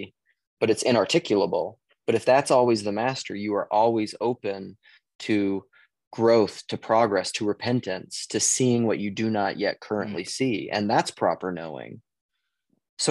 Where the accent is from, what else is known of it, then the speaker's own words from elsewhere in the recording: Western South Dakota, United States; moved away as an adult; now in Minneapolis, United States; I was born and raised in the state of South Dakota